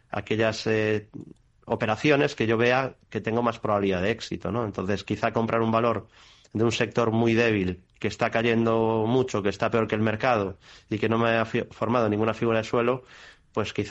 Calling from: Seville, Andalusia, Spain; de Sevilla.

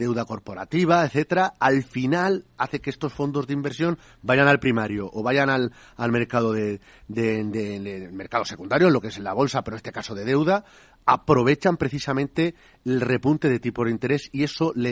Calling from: Valencia, Valencian Community, Spain; de Valencia.

